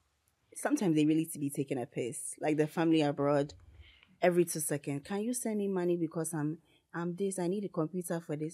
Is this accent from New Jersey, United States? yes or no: no; North Carolina, United States; Because I'm from North Carolina.